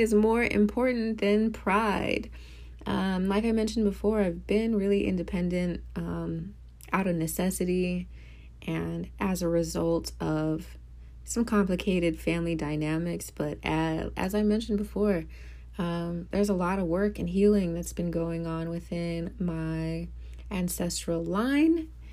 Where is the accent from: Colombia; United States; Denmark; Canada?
United States; Midwest; now in New Orleans, United States; I grew up in the Midwest.